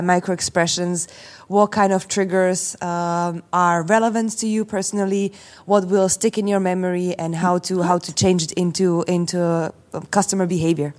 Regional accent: Slovakia; I come from Slovakia

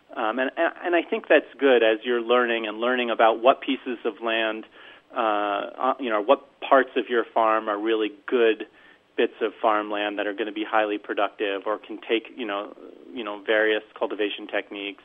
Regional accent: New York, United States; moved away; also born or lived in St. Paul, Minnesota; I grew up a Jew in New York eating bagels

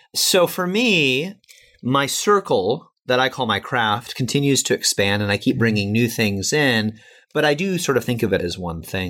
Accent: Chicago, Illinois, United States; I'm from Chicago

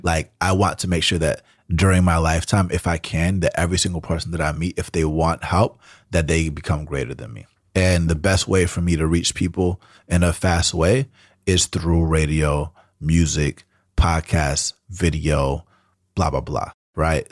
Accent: Atlanta, Georgia, United States; first language Spanish; English is a second language; moved away as an adult; now in San Francisco, United States; I grew up in Atlanta, which is a big music city

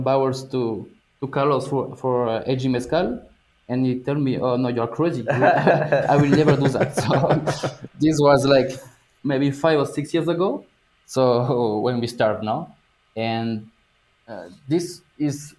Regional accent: France; moved away as an adult; also born or lived in Bordeaux; now in Mexico; I'm from France. I used to live in Bordeaux.

